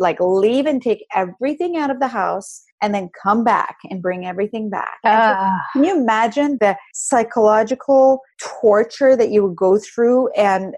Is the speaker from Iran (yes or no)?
yes; Iran; now in United States; I'm Iranian American, I come from a totally different culture. You know, we don't have dating in our culture in Iran, or at least back when I grew up.